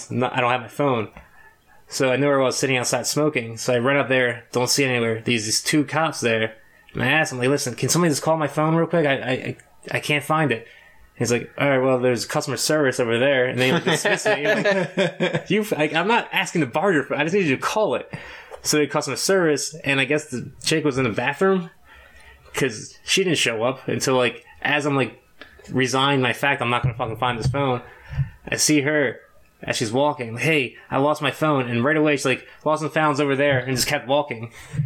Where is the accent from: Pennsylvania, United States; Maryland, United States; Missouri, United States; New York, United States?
Pennsylvania, United States; Philadelphia; "Hey, I'm from Philly. I lost my phone."